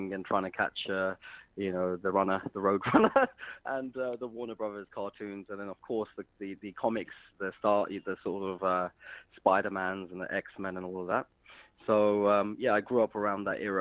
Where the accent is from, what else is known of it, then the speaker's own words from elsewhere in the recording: London, United Kingdom; moved away as an adult; also born or lived in Luton; But I am from West London. I grew up in West London